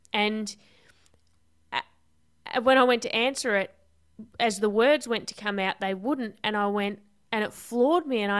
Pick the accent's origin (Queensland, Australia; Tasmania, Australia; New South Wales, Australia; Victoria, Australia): Tasmania, Australia; Devonport; I'm from Tassie.